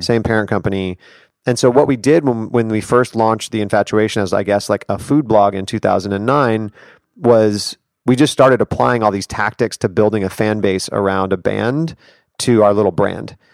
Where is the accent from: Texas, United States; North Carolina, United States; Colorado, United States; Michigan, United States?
Colorado, United States; Denver; moved away as an adult; now in New York City, United States; I grew up in Denver, Colorado